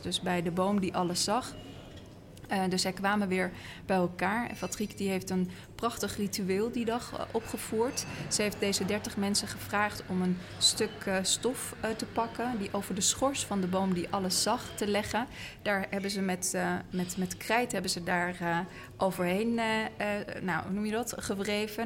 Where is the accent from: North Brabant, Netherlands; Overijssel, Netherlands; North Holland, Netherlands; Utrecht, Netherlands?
North Holland, Netherlands; Amsterdam; wij als Amsterdammers